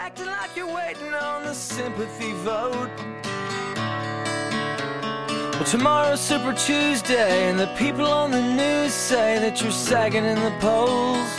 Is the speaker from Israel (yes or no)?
no; Canada; I'm a Canadian